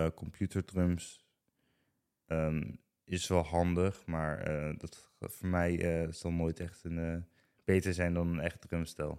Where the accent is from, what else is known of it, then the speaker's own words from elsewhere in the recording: Ede, Gelderland, Netherlands; ik kom uit Ede. Mhm. ik heb al echt gewoon mijn hele leven al in Ede gewoond